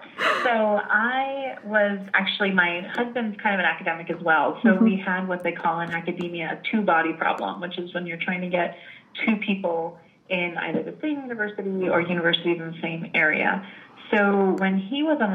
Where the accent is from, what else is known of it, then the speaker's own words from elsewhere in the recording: United States; also born or lived in Italy; I'm American. I'm not actually Italian.